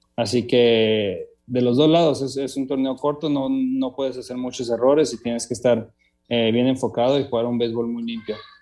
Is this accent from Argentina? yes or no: no; Mexico; also born or lived in Tijuana; como mexicano